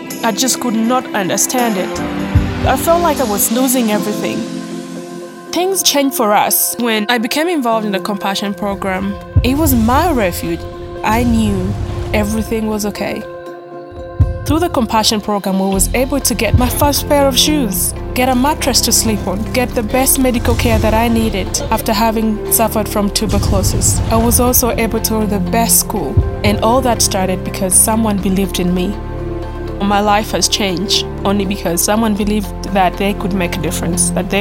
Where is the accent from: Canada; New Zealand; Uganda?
Uganda; Muchwini, Northern Region; I'm from Muchwini, a small town in Kitgum District, Uganda.